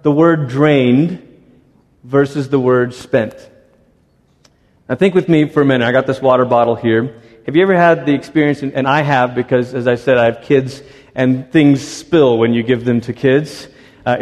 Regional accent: Malaysia; moved away; also born or lived in Portland, Oregon, United States; My parents, our whole family, we moved from Malaysia to America, and we were coming to Portland, Oregon.

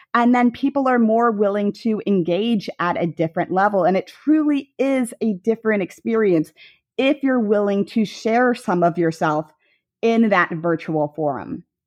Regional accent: Hicksville, Ohio, United States; moved away as an adult; also born or lived in Denver / Cleveland; now in Charlotte, United States; growing up in Hicksville

